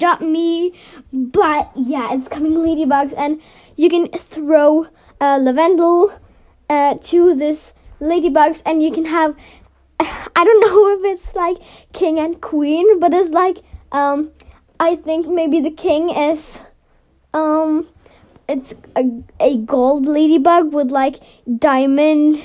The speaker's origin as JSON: {"language": "English", "country": "Norway", "said": "I'm from Norway"}